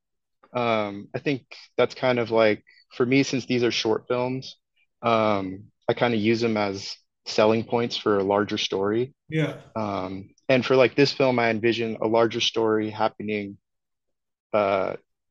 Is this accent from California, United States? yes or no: yes; Redwood City, California, United States; Redwood City, which is my hometown